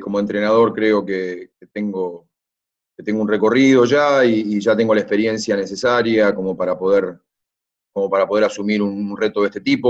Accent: Argentina; como argentino, como hombre del básquet

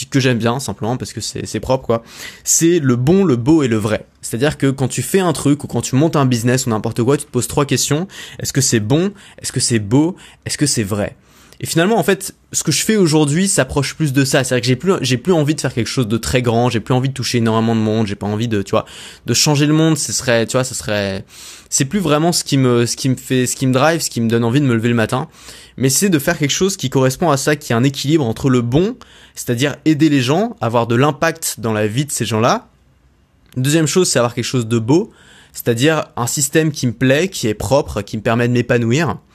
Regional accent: France; born there; des 5% des gens les plus privilégiés au monde parce que je suis né en France

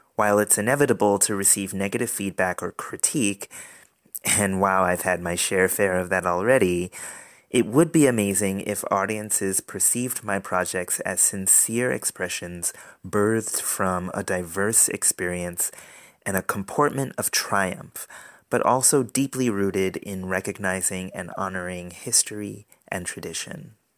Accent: Providence, Rhode Island, United States; moved away as an adult; also born or lived in Boston, Massachusetts; Growing up in Providence, Rhode Island

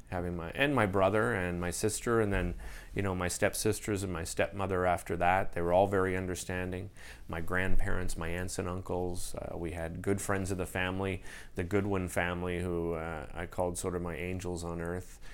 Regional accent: Ottawa, Ontario, Canada; moved away as an adult; now in Montreal, Canada; growing up in Ottawa, we were here all the time

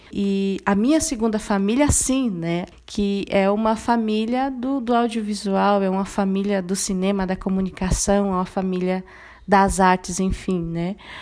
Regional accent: Dourados, Mato Grosso do Sul, Brazil; Eu sou de Mato Grosso do Sul, eu sou Guarani Kaiowá, eu nasci é, e me criei num contexto de aldeia, né? Eu sou da, da aldeia Jaguapiru, né? Que ela fica no município de Dourados

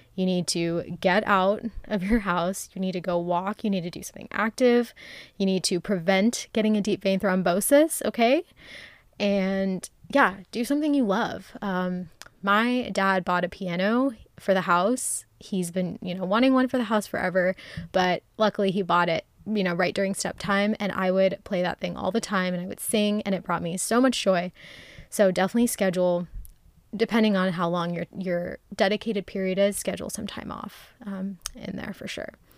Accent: Ohio, United States; now in Texas, United States; I went home to Ohio

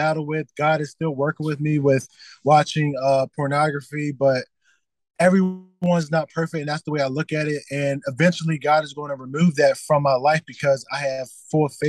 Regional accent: Delaware, United States; moved away as an adult; now in Richmond, United States; born and raised in Delaware

